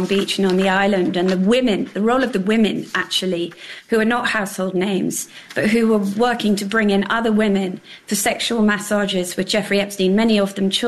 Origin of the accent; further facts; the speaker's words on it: England, United Kingdom; moved away as an adult; now in New York, United States; You can hear from my accent. I grew up in England. I moved here in the late 1990s.